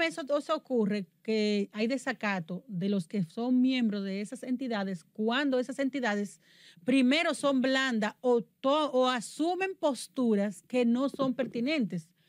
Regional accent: Dominican Republic; Yo soy muy dominicana

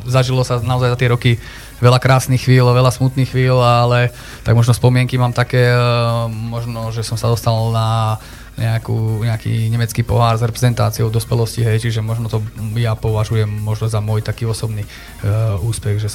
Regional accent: Liptovský Mikuláš, Žilina Region, Slovakia; also born or lived in Kazakhstan; pochádzam z Mikuláša, tam som sa aj narodil

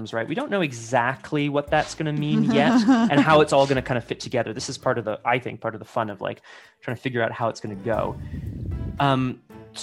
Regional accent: Ottawa, Ontario, Canada; I also grew up in a part of Ottawa

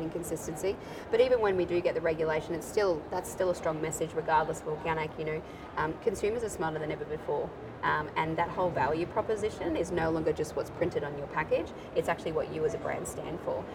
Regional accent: Australia

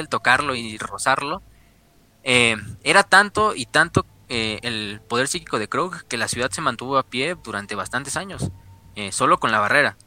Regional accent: Mexico; los que somos mexicanos, güey, vivimos aquí

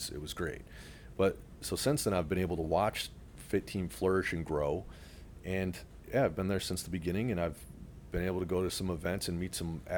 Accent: Detroit, Michigan, United States; now in South Florida, United States; I'm heading back to my hometown of Metro Detroit

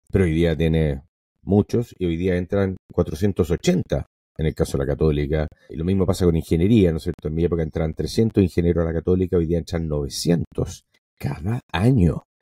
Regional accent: Venezuela; born there; Yo nací en Venezuela hace 58 años por accidente, porque mi papá trabajaba en una multinacional.

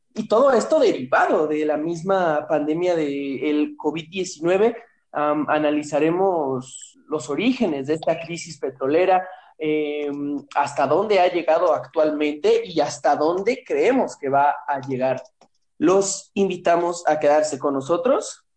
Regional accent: Ecatepec de Morelos, State of Mexico, Mexico; moved away; de donde yo vengo, el bonito municipio de Catepec de Morelos

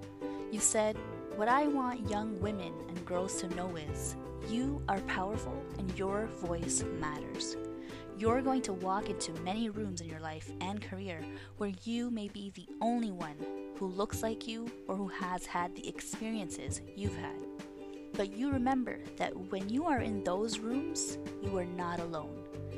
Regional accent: Montreal, Quebec, Canada; also born or lived in Pakistan / United States; I'm a Pakistani-born Canadian, a Montrealer, and feel such a strong connection to you.

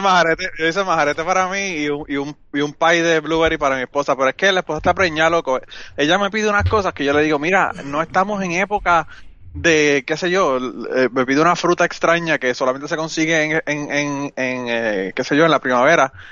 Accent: Puerto Rico; moved away as an adult; now in United States; yo soy de Puerto Rico y, es verdad, yo soy de Puerto Rico.

